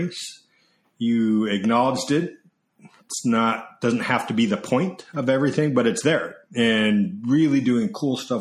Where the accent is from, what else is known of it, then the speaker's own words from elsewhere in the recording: Sandy, Utah, United States; moved away as an adult; also born or lived in Atlanta, Georgia / Philadelphia, Pennsylvania; now in Southern California, United States; I grew up in Sandy, Utah, which is the suburbs of Salt Lake